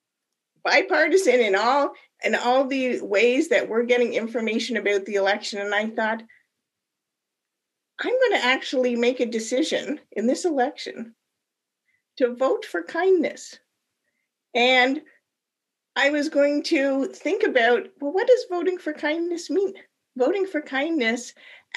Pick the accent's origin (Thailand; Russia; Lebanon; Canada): Canada; moved away as an adult; now in United States; I am not actually born in the United States. I'm an immigrant. And I came here from Canada about 30 years ago. And as a Canadian